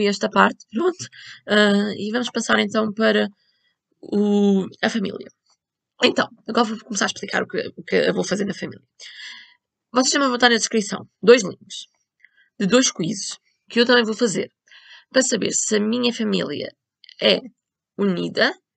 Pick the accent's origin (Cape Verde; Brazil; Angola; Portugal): Portugal; eu sou de Portugal